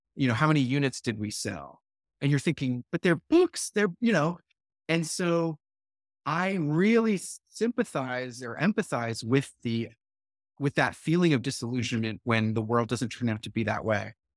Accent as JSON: {"language": "English", "town": "Brookline", "region": "Massachusetts", "country": "United States", "tie": "born or raised there", "moved": "as an adult", "said": "my hometown of Brookline, Massachusetts"}